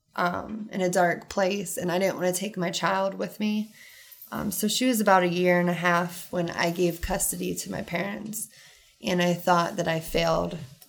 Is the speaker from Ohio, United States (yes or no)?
yes; Rittman, Ohio, United States; I was raised in Rutztown my entire life on the farm